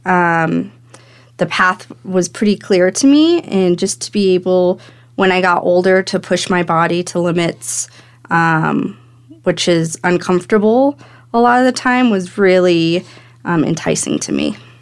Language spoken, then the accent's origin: English; Fairplay, Colorado, United States; I grew up in Fair Play, Colorado